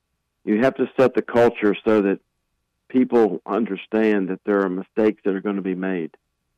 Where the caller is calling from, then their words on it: Asheville, North Carolina, United States; Fantastic, Jeff. I'm joining you from Asheville, and great to be with you.